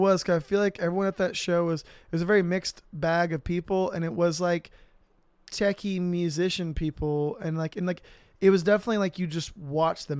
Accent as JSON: {"language": "English", "town": "Riverside", "region": "California", "country": "United States", "also_born_or_lived": "Corona, California", "said": "I'm from Riverside, but I moved to Corona from third grade to, like, basically right before sixth grade."}